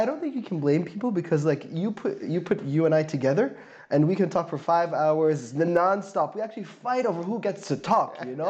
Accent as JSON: {"language": "English", "country": "Syria", "also_born_or_lived": "Saudi Arabia / Slovakia", "lives_now": "Berlin, Germany", "said": "I come from Syria, but I lived in Saudi Arabia, Slovakia, and a few other places, actually, before settling into this beautiful German, non-German city that is Berlin."}